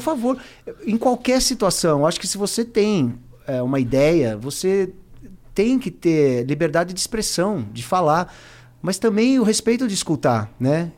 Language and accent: Portuguese; Brazil; passei na fronteira como brasileiro